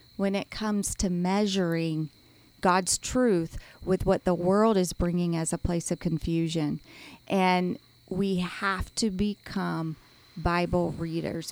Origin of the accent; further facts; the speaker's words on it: United States; as an American